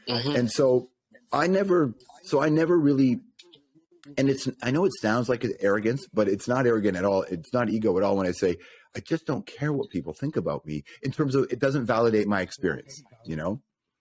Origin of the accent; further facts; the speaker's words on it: Toronto, Ontario, Canada; also born or lived in Rexdale / Malton; I grew up in North York, so I went from Jane and Wilson, Jane and Finch to Rex